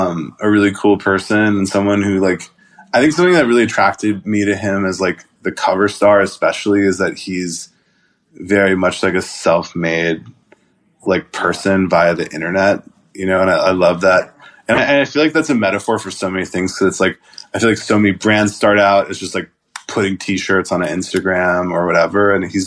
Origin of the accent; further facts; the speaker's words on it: Atlanta, Georgia, United States; As someone growing up in Atlanta, you know, like, and so I think it's like kind of like, I don't know, it came out like really well.